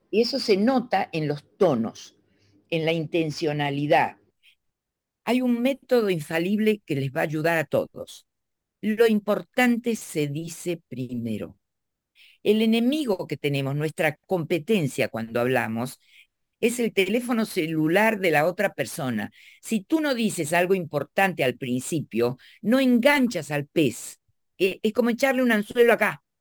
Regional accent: Argentina; Porque para la zona de la Argentina de donde yo soy, la S del medio era aspirada, pero para, para acá no. Para acá se pronuncian todas.

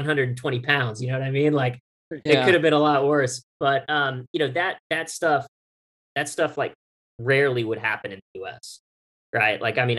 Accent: United Arab Emirates; now in United States; I grew up in the United Arab Emirates, and spent 8 years over there, graduated high school over there.

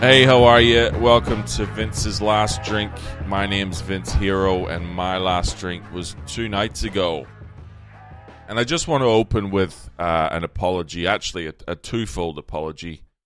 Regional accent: Ireland; moved away as an adult; as an Irish person

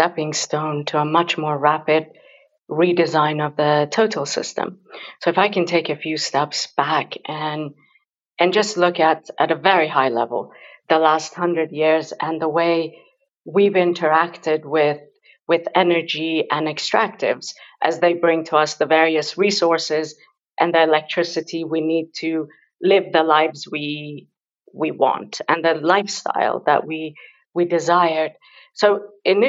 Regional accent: Iran; moved away; also born or lived in London; I grew up in Iran, and my mother is a very fierce feminist educator

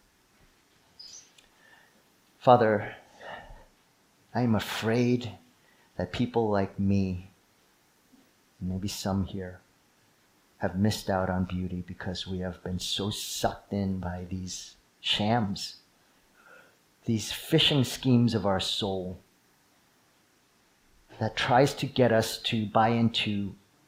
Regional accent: East Coast, United States; moved away; I grew up in the East Coast

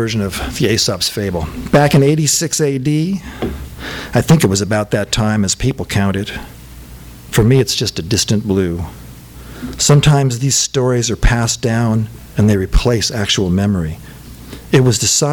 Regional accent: Rancho Cucamonga, California, United States; also born or lived in Los Feliz, Los Angeles; I'm from Cucamonga

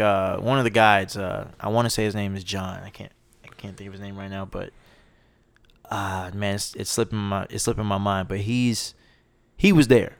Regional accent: Charlotte, North Carolina, United States; also born or lived in Roanoke, Virginia; I grew up in Charlotte, North Carolina. That's where I live now.

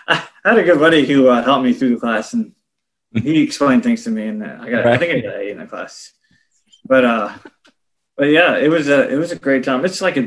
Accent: Richmond, Virginia, United States; Well, I'm originally from the Richmond, Virginia area, and we're still in central Virginia in a town called Chester. And I grew up here. I went to elementary school, middle school, high school in this area, and grew up in the church.

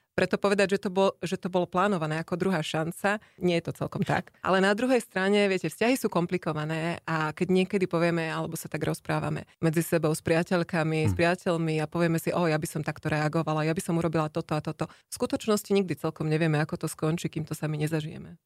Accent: Slovakia; moved away as an adult; also born or lived in Ireland; now in Luxembourg; ja som zo Slovenska odišla ešte ako študentka

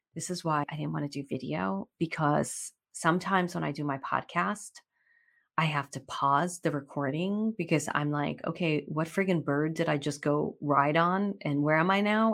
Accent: New York, United States; We're both from New York

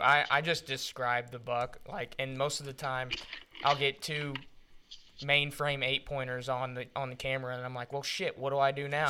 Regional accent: Missouri, United States; I'm from Missouri

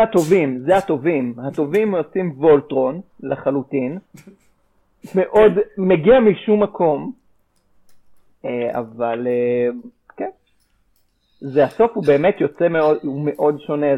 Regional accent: Israel; שזה משהו שכולנו בארץ גדלנו עליו

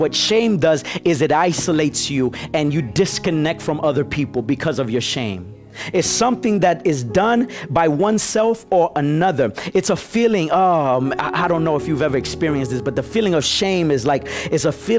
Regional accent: Nicaragua; I'm really from Nicaragua, but you know, my wife is Dominican

